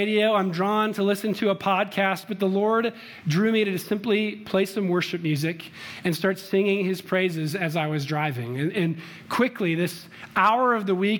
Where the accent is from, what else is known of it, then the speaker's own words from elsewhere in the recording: Chicago, Illinois, United States; now in Littleton, United States; I'm from Chicago